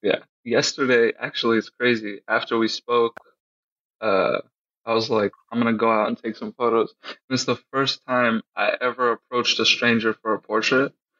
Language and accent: English; Colorado, United States; moved away; also born or lived in New York / Long Beach / Palm Springs; I'm originally from Colorado, so I'm used to a different landscape.